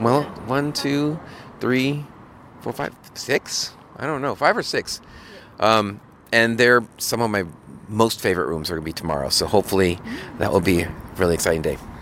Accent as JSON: {"language": "English", "town": "Seattle", "region": "Washington", "country": "United States", "tie": "born or raised there", "said": "Seattle's my hometown"}